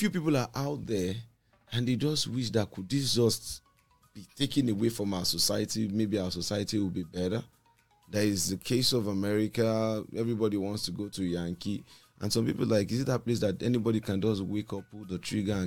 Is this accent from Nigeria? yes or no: yes; Lagos, Nigeria; also born or lived in Ijebu Ode, Ogun State; I was born in Lagos